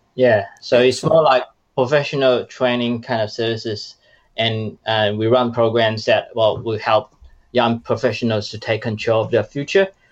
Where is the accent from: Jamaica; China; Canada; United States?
China; moved away as an adult; now in Australia; I was from China and I started my Australia journey as an international student 10 years ago.